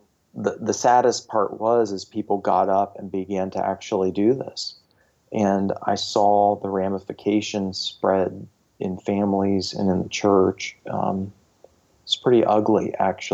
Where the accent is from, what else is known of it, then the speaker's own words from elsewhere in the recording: United States; as an American Christian